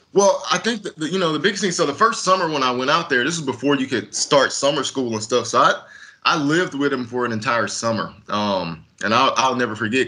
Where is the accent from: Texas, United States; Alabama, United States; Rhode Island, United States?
Texas, United States; moved away as an adult; also born or lived in Salt Lake City, Utah; I grew up in Texas